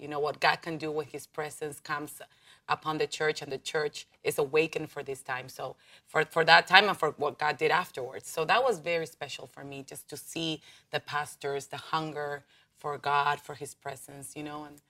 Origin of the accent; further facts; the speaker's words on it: Buenos Aires, Argentina; first language Spanish; English is a second language; I'm from Buenos Aires.